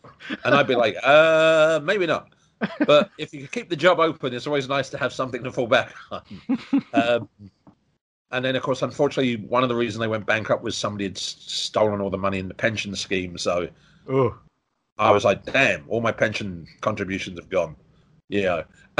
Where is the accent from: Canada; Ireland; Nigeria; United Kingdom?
United Kingdom; Croydon, London; moved away as an adult; now in Hong Kong; born and raised in Croydon, which in England, which was when I was there was quite nice.